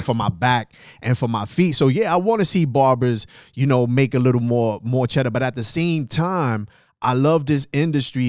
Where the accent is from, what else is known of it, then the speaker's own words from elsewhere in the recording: New York City, New York, United States; I'm from the South Bronx